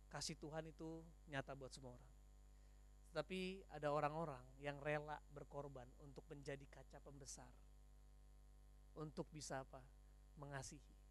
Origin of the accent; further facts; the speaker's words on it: North Sumatra, Indonesia; Karena mindset saya orang Batak, suami tugasnya cari duit.